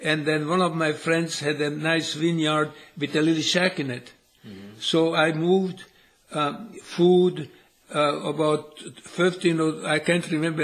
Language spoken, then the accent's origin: English; Sopron, Győr-Moson-Sopron, Hungary; moved away as an adult; I was born in Sopron